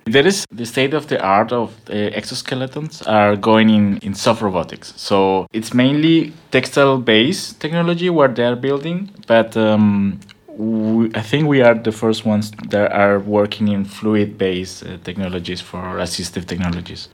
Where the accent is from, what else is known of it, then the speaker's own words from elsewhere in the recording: Bogota, Colombia; English is a second language; moved away as an adult; also born or lived in Buenos Aires, Argentina; now in Berlin, Germany; I am from Colombia, from Bogota.